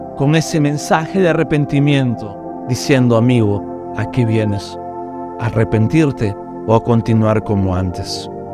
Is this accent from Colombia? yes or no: no; Peru; Como peruanos